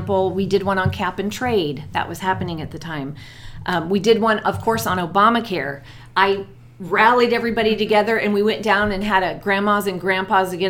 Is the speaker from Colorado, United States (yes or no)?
yes; Colorado, United States; moved away as an adult; also born or lived in Germany / Alabama; I grew up in Colorado